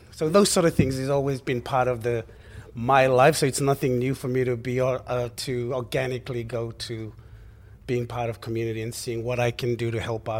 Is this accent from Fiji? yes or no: yes; Fiji; now in Australia; from Fiji as well, and spent most of my life in Australia. I was raised in Fiji as well in the earlier parts, and that was wonderful.